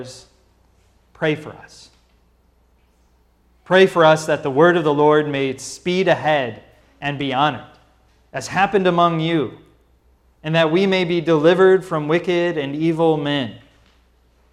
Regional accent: St. Louis, Missouri, United States; as a kid, growing up in Missouri

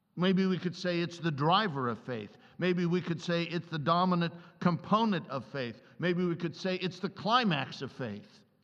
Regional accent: Columbus, Ohio, United States; I grew up in Columbus, Ohio

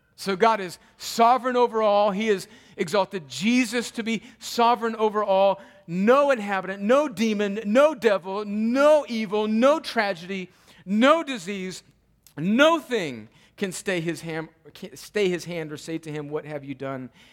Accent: United States; as American Christians

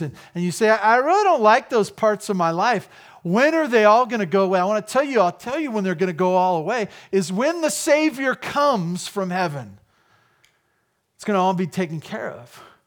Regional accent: United States; as an American

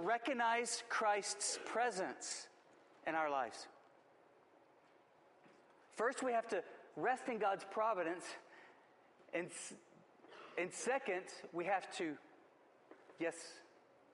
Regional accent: West Texas, United States; I grew up in West Texas

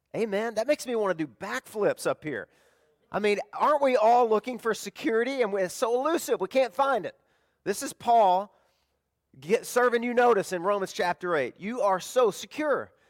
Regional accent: the South, United States; now in Florida, United States; I'm from the South, we had tornadoes all the time

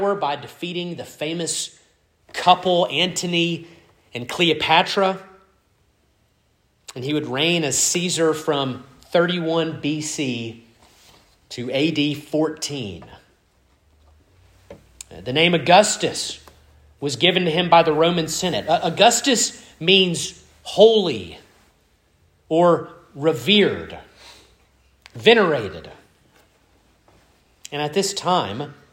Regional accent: Starkville, Mississippi, United States; I was born in Oktibbeha County Hospital and not Eastern Europe

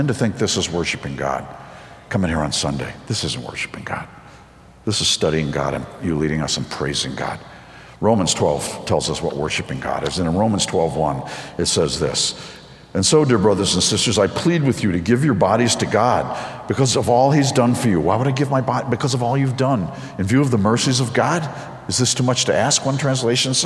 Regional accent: outside of New York City, United States; I grew up outside of New York City

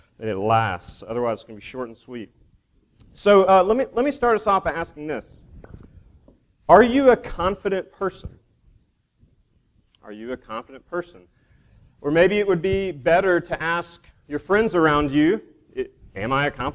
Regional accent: Duncan, Oklahoma, United States; I grew up in Duncan, Oklahoma

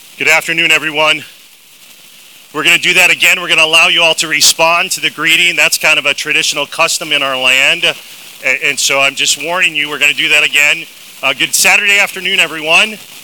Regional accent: Dubuque, Iowa, United States; I hail from Dubuque, Iowa

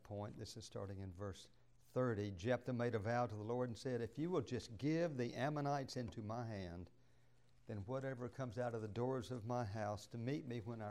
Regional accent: Douglasville, Georgia, United States; I grew up in Douglasville

